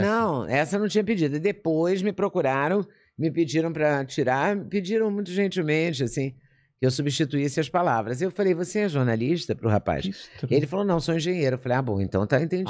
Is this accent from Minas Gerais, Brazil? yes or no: yes; Juiz de Fora, Minas Gerais, Brazil; moved away; also born or lived in Belo Horizonte / Rio de Janeiro / São Paulo; eu nasci e cresci e me formei em Juiz de Fora.